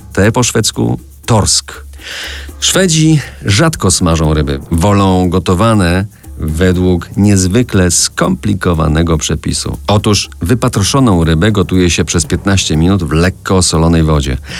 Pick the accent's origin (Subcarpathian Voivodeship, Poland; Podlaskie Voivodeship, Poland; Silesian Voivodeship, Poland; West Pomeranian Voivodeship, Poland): Silesian Voivodeship, Poland; Żywiec Land; do mojej małej ojczyzny, do ziemi żywieckiej.